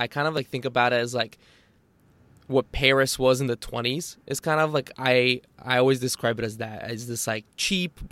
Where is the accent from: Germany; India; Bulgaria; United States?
Bulgaria; I was born in Bulgaria